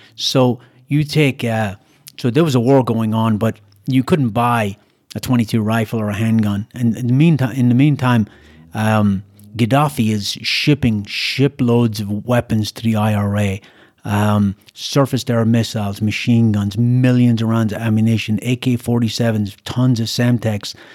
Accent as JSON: {"language": "English", "country": "Ireland", "tie": "born or raised there", "moved": "as an adult", "lives_now": "United States", "said": "when I grew up in Ireland"}